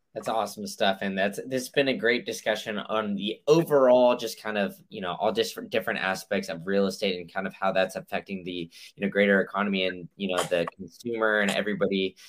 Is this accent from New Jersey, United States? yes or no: no; Austin, Texas, United States; also born or lived in Memphis; now in Tampa, United States; I I grew up in Austin and uh, I went to school in Memphis and then now I'm here